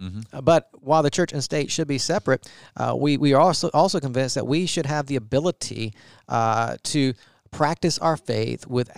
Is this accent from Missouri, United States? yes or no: no; Augusta, Georgia, United States; We were founded in 1845 in my hometown, Augusta, Georgia.